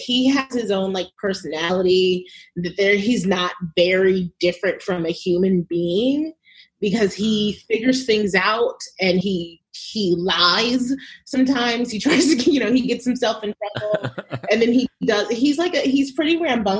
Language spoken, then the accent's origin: English; New York, United States; moved away as an adult; also born or lived in Chicago; now in California, United States; I'm from New York, but I live in California